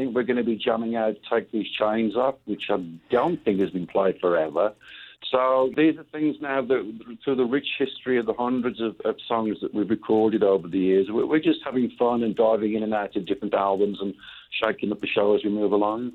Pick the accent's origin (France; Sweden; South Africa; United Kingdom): United Kingdom; England; moved away as an adult; now in Phoenix, United States; as a kid growing up in England